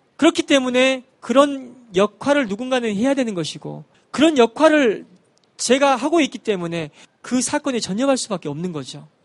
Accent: Wando, South Jeolla, South Korea; 전라도 완도에서 배를 타고 들어가는 섬에서 태어나고 자랐습니다

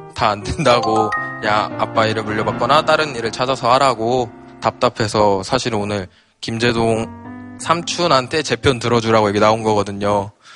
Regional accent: Jeonju, North Jeolla, South Korea; 저는 전주에서 네. 농업계 고등학교를 졸업한 이제 스무 살 된 학생이고요.

